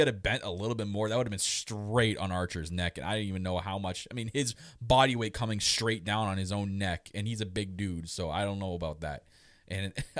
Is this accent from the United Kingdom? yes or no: no; Canada; I'm Canadian.